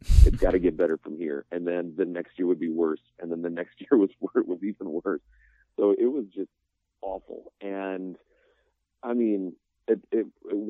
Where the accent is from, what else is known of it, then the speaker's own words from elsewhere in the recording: Houston, Texas, United States; I grew up in Houston